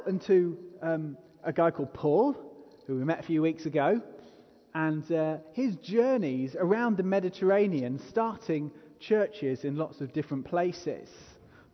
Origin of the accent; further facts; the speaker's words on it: England, United Kingdom; I am unapologetically English